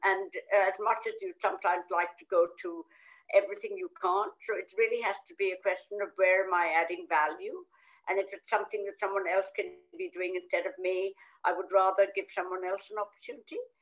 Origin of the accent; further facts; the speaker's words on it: Kolkata, West Bengal, India; moved away as an adult; when I came from India many, many moons ago, I didn't know how to cook because obviously in Calcutta we had a wonderful chef.